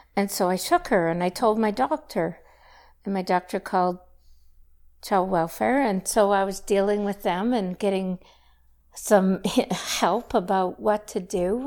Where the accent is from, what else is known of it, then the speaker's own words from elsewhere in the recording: Saskatchewan, Canada; moved away as an adult; also born or lived in Lethbridge; I grew up in Saskatchewan, went to university in Lethbridge